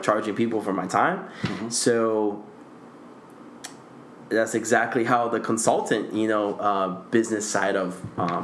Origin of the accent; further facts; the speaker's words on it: Guatemala; now in United States; I'm from Central America, Guatemala